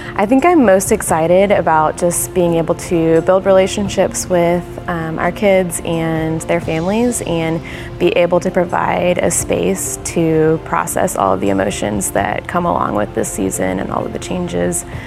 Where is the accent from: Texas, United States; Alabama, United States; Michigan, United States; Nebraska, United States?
Texas, United States; Houston; also born or lived in College Station, Texas; I was born and raised in Houston. I grew up in Clear Lake with my family